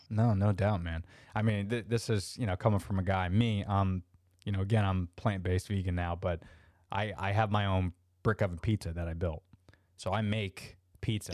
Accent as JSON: {"language": "English", "town": "Orlando", "region": "Florida", "country": "United States", "tie": "born or raised there", "said": "I'm an Orlando, uh, born and, and raised native, which is very rare"}